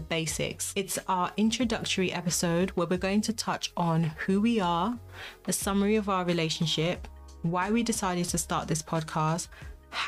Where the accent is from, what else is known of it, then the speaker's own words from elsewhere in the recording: London, United Kingdom; also born or lived in Congo; I'm Congolese. So I was born in Congo, but I grew up here in London.